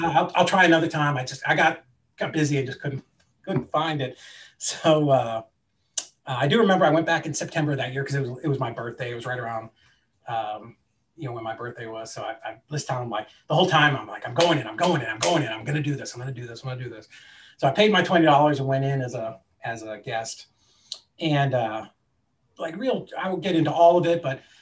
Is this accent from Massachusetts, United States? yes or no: yes; Boston, Massachusetts, United States; now in Chattanooga, United States; I grew up in the Boston area